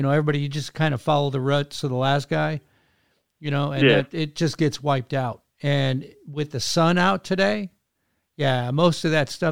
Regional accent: Wisconsin, United States; now in Temple, Texas, United States; I grew up in Wisconsin

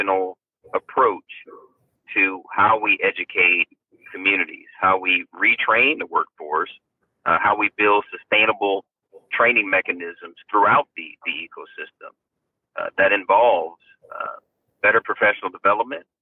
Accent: East Coast, United States; moved away as an adult; now in California, United States; I spent my life, most of my life actually growing up on the East Coast. I came out to California mid-90s

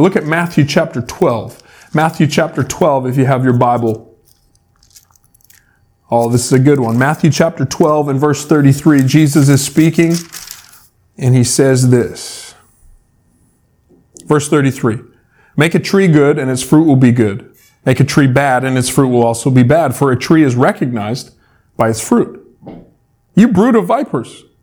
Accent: Salmon Arm, British Columbia, Canada; I grew up in Salmon Arm

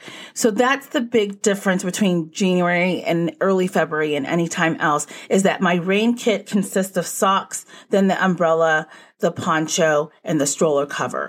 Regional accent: Texas, United States; since I'm from Texas originally, I didn't know what a parka was until I moved up north.

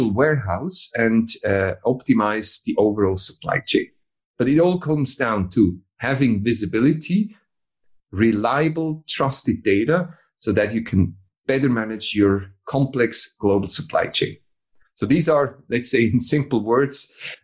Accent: Switzerland; I'm from Switzerland.

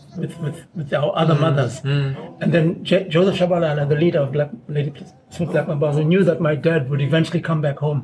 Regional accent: Claremont, KwaZulu-Natal, South Africa; I grew up in Claremont Township

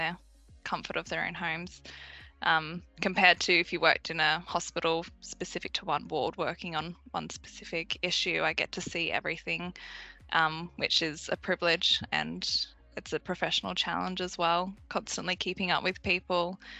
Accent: Sydney, New South Wales, Australia; So I grew up in Western Sydney. That's where I spent most of my childhood

